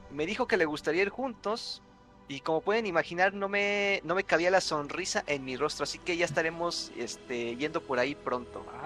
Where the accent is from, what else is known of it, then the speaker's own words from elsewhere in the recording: Santa María Tonatitla, State of Mexico, Mexico; aprovechando que toda la semana pasada celebraron la feria de mi pueblo, Santa María Tonatitla